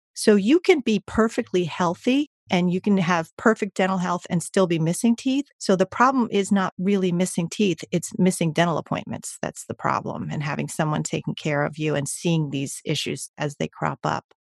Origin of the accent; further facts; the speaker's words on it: New Jersey, United States; I grew up in New Jersey, second generation American